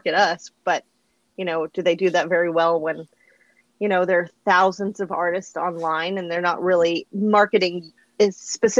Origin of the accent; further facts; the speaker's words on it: Midland, Texas, United States; moved away as an adult; now in Arlington, United States; I am from West Texas. I am originally from Midland, Texas.